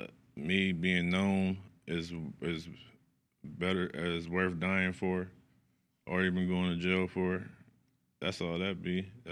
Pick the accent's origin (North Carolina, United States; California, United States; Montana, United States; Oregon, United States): California, United States; Sacramento; I'm from the East. I'm from East Side, Sacramento, Lincoln Village.